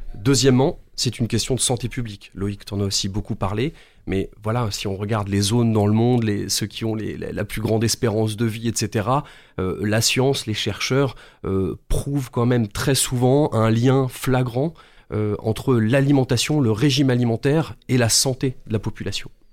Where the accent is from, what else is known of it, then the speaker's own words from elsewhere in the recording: France; en tant que Français